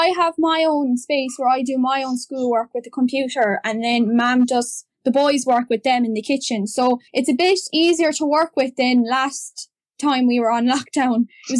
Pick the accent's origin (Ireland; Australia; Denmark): Ireland; County Clare, Munster; I'm from County Clare and I have two brothers with autism. I was 4 when they were born and 6 when they were diagnosed. They're now 13 and I'm 18.